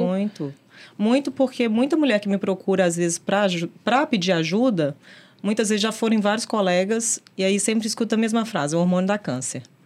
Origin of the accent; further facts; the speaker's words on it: Belo Horizonte, Minas Gerais, Brazil; mineira, nascida e criada em Belo Horizonte